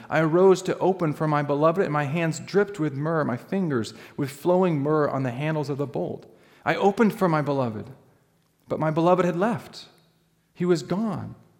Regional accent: Alaska, United States; moved away; I grew up in Alaska.

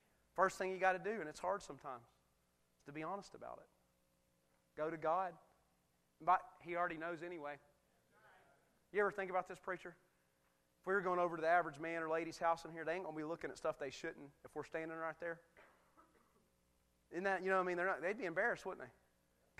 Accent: United States; I'm a proud American. You cut me, I bleed red, white, and blue. Man, I'm American to the bone.

